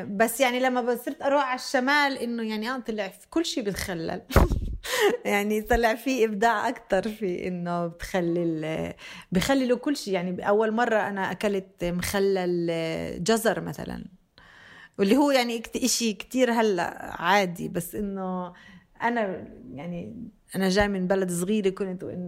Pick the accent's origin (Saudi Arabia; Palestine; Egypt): Palestine; Bethlehem, West Bank; also born or lived in Jenin; أنا فلسطينية